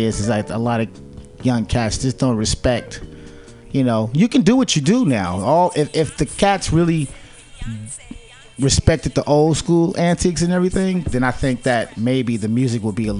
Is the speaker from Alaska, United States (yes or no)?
no; San Francisco, California, United States; from San Francisco, California, born and raised in the Fillmore District, aka Western Addition.